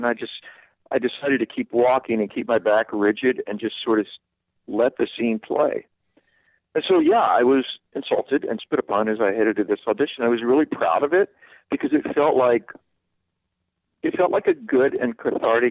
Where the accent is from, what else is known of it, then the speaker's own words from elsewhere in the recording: the South, United States; I'm from the South